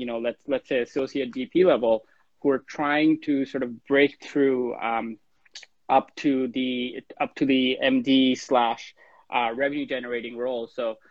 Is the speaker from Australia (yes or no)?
no; Chittagong, Chittagong Division, Bangladesh; moved away; I myself was, you know, born in Chittagong, and, you know, ended up here.